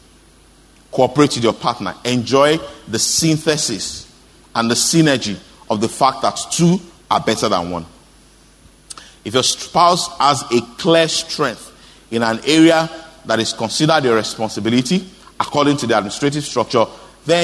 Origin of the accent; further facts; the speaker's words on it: Osogbo, Osun, Nigeria; I grew up in Oshobo